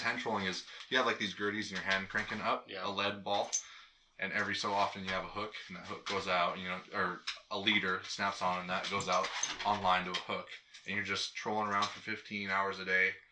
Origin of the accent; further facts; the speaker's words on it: Hydaburg, Alaska, United States; You can't go more further south in Alaska than you can my hometown